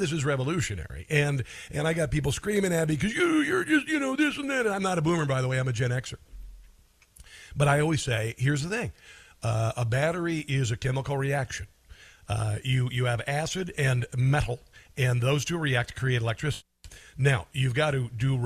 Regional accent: Omaha, Nebraska, United States; I am from Omaha

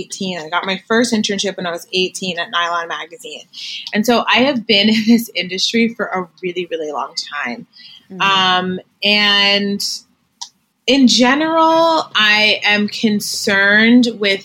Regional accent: Greenwich, Connecticut, United States; I grew up in Greenwich, Connecticut

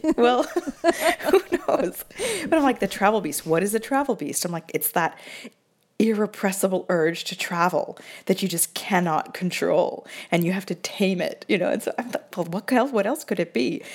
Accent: Seattle, Washington, United States; now in Italy; I'm from Seattle

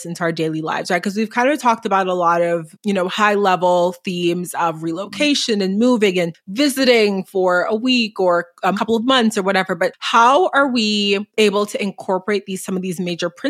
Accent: Boston, Massachusetts, United States; now in Dallas, United States; I grew up in Boston

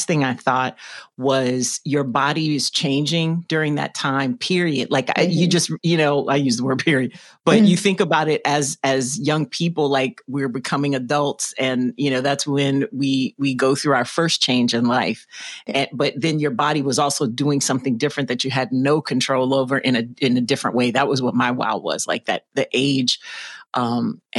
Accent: Louisiana, United States; now in Chicago, United States; I'm originally from Louisiana. So I came here

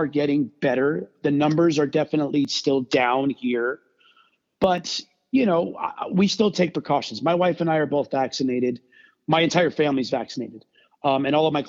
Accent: South Florida, United States; growing up in South Florida

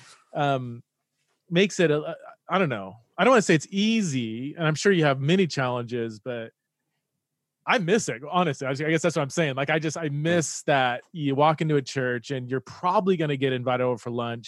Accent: United States; moved away as an adult; also born or lived in Aberdeen, United Kingdom; an American who's been, you know, lived in the UK for several years

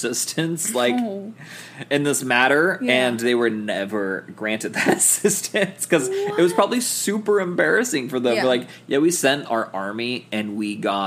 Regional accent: Newport Beach, California, United States; my hometown, Newport Beach

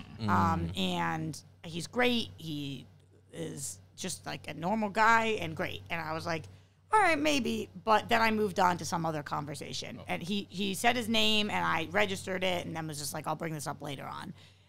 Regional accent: England, United Kingdom; Well, I'm from England.

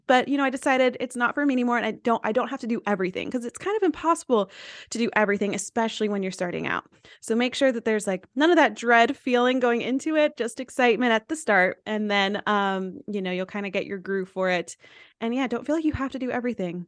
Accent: East Tennessee, United States; I went to a small school, I'm from East Tennessee, so YouTube was not a thing

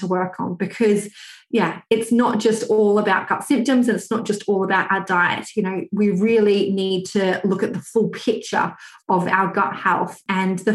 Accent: Australia; moved away as an adult; now in United Kingdom; I'm actually Australian, although I live in the UK

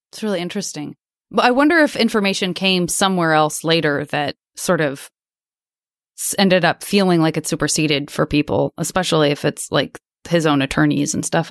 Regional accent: Arizona, United States; I'm from Arizona

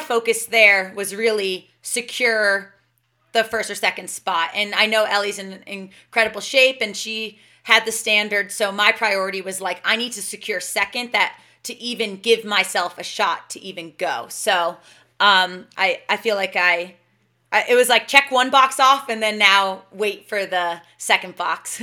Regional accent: New Jersey, United States; now in Boulder, United States; my hometown in New Jersey

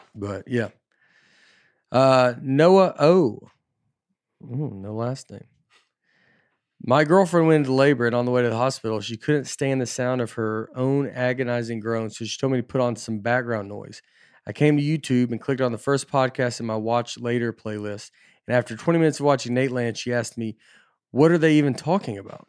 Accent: Tennessee, United States; I'm Tennessee kid, I'm just from Tennessee

